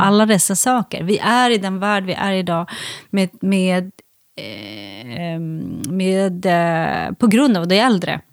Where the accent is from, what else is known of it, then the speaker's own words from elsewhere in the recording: Järvsö, Gävleborg County, Sweden; moved away; also born or lived in Tå / Kramsta / Färila / Ljusdal; jag har, har eh, varit här så mycket under min barndom, för mycket när mamma var ute och turnerade så bodde vi med mormor